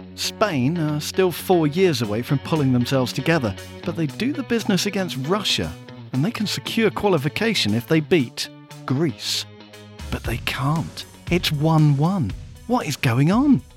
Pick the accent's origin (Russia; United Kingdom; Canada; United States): United Kingdom; England; We are English.